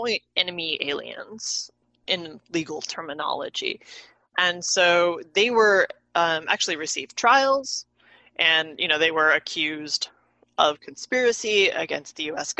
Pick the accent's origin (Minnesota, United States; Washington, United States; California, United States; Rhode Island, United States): Washington, United States; I grew up in Washington State